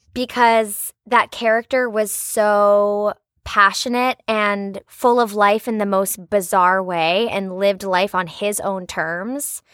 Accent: Richmond, Virginia, United States; moved away; there was this tree at Maymont, which is a big state park in, in Richmond, in my hometown

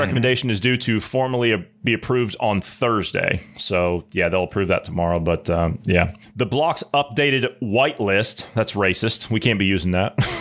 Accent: United States; moved away; I'm, I'm an American. I'm a hundred percent red-blooded American, tried and true. That's my home. Even though I don't live there at the moment

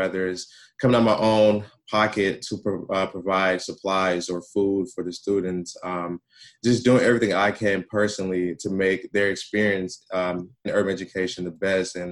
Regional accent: Milwaukee, Wisconsin, United States; I grew up in Milwaukee, and from K to 12th grade, I received urban education

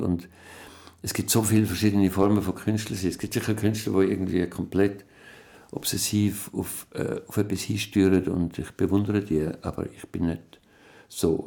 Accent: Berg am Irchel, Zurich, Switzerland; also born or lived in Bern; ich bin in Bern geboren, in einem alten Haus muss man jetzt renovieren. Und ähm, dann ist mein Vater gestorben. Mein Vater hat sich umgebracht, als ich etwa zweieinhalb war. Und dann sind wir weg von Bern und aufs Land gezogen in Berg am

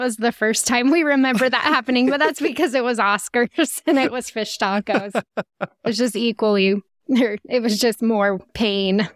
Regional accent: Utah, United States; I was from Utah

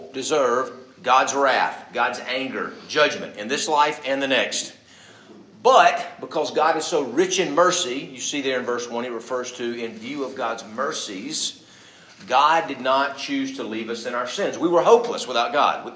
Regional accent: Birmingham, Alabama, United States; growing up in Birmingham, the belt buckle of the South

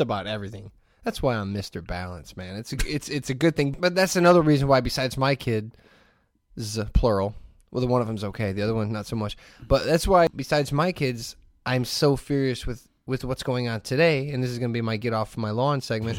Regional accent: Hammond, Indiana, United States; I grew up in the Hessville area of Hammond

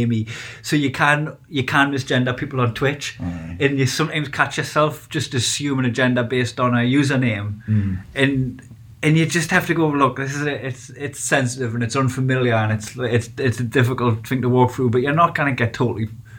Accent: Newcastle, North East England, United Kingdom; I support Newcastle, I'm a Geordie.

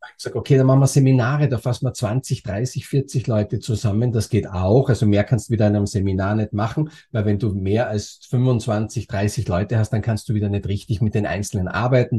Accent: Austria; moved away as an adult; also born or lived in Germany; bin geborener Österreicher und bin dann nach Deutschland gegangen

